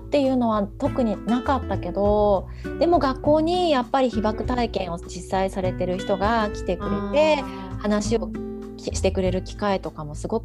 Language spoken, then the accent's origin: Japanese; Hiroshima, Japan; now in Singapore; 私は広島で生まれて